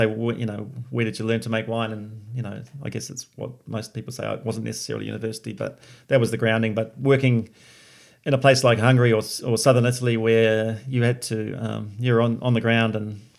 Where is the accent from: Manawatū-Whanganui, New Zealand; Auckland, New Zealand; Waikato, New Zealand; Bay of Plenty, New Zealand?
Bay of Plenty, New Zealand; Katikati; also born or lived in Taranaki; now in Hawke's Bay, New Zealand; my father then got into sheep and beef in the Bay of Plenty in a little town called Katikati